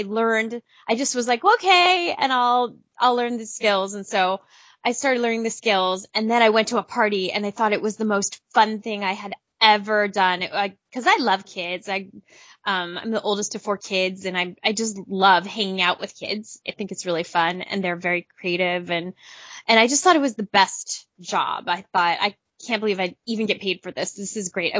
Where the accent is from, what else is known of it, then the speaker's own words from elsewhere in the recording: Southern California, United States; I grew up in Southern California